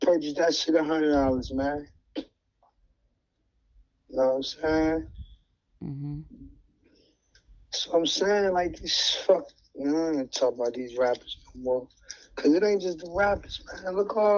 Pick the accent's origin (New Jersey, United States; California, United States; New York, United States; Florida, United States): New Jersey, United States; Jersey is my home state.